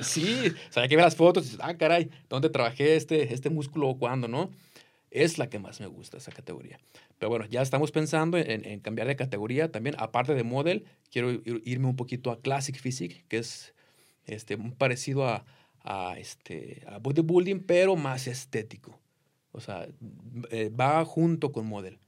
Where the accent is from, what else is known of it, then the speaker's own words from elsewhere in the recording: Jalisco, Mexico; now in United States; From Jalisco, México